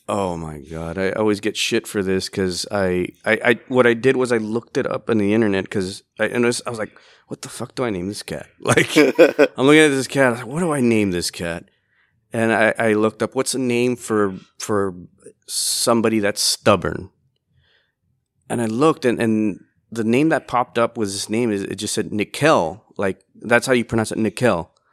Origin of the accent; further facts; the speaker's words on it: Laredo, Texas, United States; I was born here in Laredo, Texas.